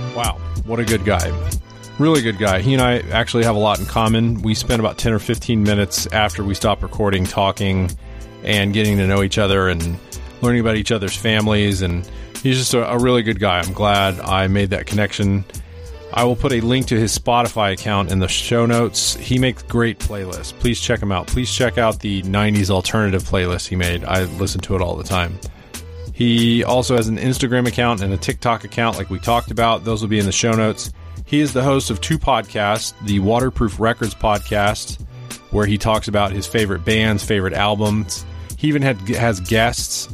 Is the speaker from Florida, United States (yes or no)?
no; Tulsa, Oklahoma, United States; growing up in Tulsa